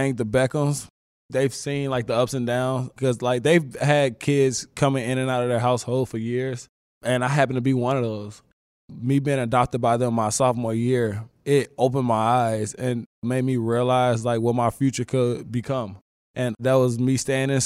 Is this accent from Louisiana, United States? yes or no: no; St. Louis, Missouri, United States; Growing up in St. Louis, Missouri, having like seven of us in the same house